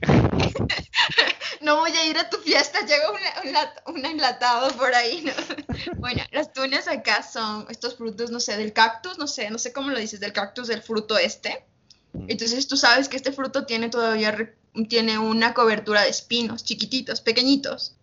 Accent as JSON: {"language": "Spanish", "town": "Uyumbicho", "region": "Pichincha", "country": "Ecuador", "said": "yo vivo cerca de la, de la capital, Quito, vivo las afueras. Y, bueno, nosotros yo vi mi pueblito, yo digo pueblito, ¿no? se llama Uyumbicho."}